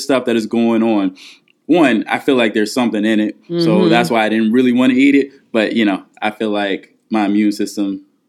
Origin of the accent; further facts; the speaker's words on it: Akron, Ohio, United States; I am from Akron, Ohio.